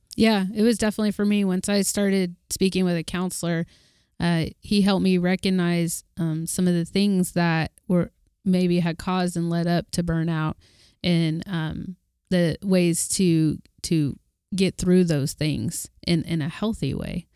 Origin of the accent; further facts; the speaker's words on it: Oklahoma, United States; I'm from Oklahoma